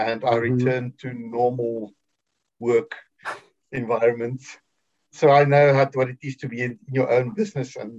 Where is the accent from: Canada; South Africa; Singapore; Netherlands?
South Africa; Vereeniging, Gauteng; moved away as an adult; now in Cape Town, South Africa; I came from Vereeniging in Gauteng.